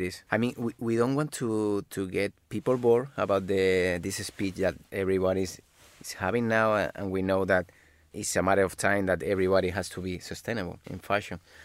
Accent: Malaga, Andalusia, Spain; moved away; also born or lived in Madrid; originally we are, we are from Malaga, but we already live in Madrid at that time.

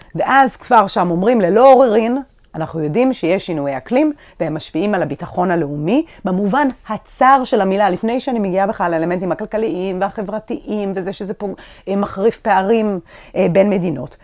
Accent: Israel; האזור שלנו, אתה גדלת פה, אני גדלתי פה

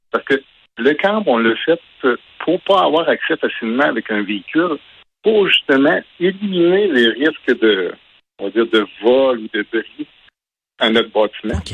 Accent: Murdochville, Quebec, Canada; Nous, on est natifs de Murdochville en Gaspésie

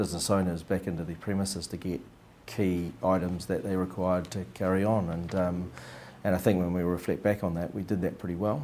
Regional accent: Wellington, New Zealand; moved away as an adult; now in Christchurch, New Zealand; Growing up in Wellington in the 80s, there was lots of holes in the ground

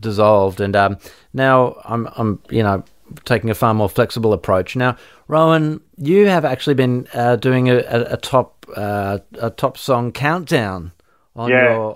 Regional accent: Australia; living in Australia and growing up in Australia

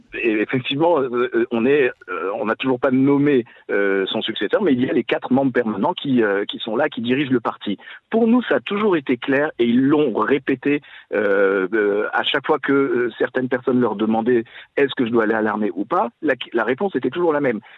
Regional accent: France; now in Israel; c'est nous en tant que Français qui, avons vécu quand même euh, dans, un, dans une communauté juive en France

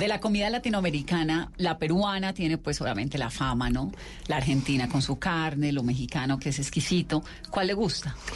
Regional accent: Valle del Cauca, Colombia; yo soy vallecaucana

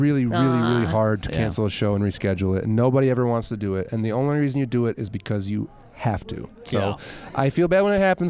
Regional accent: Kalamazoo, Michigan, United States; I'm from West Michigan. I'm from Kalamazoo, which is a lovely little college town.

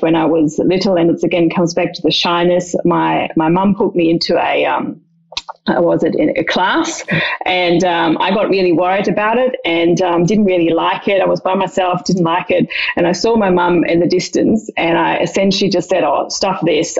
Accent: Dreieich, Hesse, Germany; I grew up in just outside Frankfurt in a smallish town about 15 minutes outside called Dreieich.

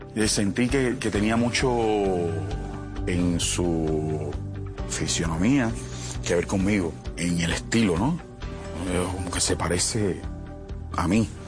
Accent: Cuba; moved away as an adult; also born or lived in Miami / Colombia; al no tener mi país, eh, Cuba

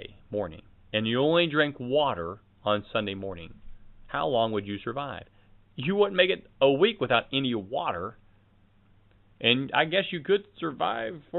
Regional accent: United States; As an American

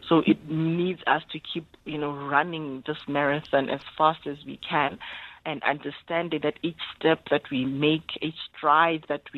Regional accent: Lesotho; born there; So I was born in Lesotho.

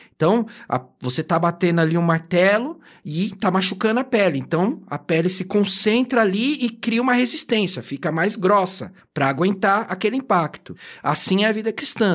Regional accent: São Paulo, Brazil; Eu originalmente sou da Zona Leste, a vida inteira fui ali de Itaquera

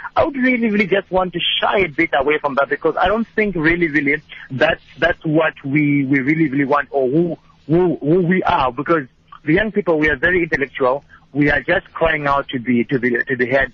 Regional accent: Zimbabwe; moved away; originally I'm from Zim

